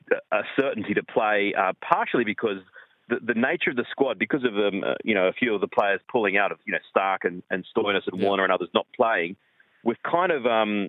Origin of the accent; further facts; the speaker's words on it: Australia; as far as an Aussie fan is concerned, and sure, it's great preparation for the World Cup. But it's also, you know, there'll be big crowds, big interest. And as a sort of an Australian fan, I'm really looking forward to it.